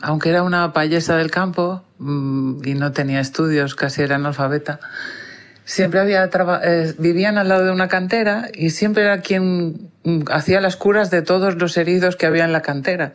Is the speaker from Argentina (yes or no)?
no; Ibiza, Balearic Islands, Spain; Pues nací en Ibiza y sigo viviendo en Ibiza